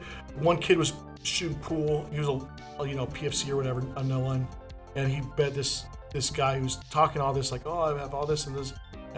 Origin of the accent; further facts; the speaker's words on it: Vacaville, California, United States; I was a group home kid before that. I grew up on Midway Road in a group home. Since the day I was 10, I ran away from there when I was 16. I lived in miscellaneous families here in Vacaville.